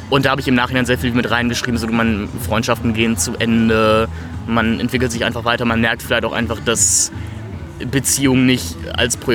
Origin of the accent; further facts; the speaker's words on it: Hamburg, Germany; Nee, ich, wie gesagt, ich komme aus Hamburg, ich hasse Menschen, die winken.